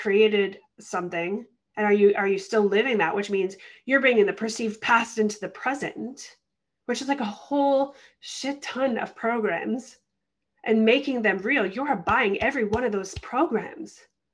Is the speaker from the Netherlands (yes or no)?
no; Canada; I'm Canadian.